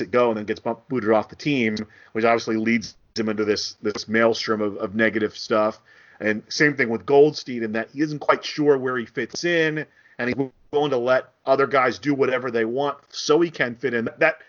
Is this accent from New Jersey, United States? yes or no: yes; New Jersey, United States; I grew up in New Jersey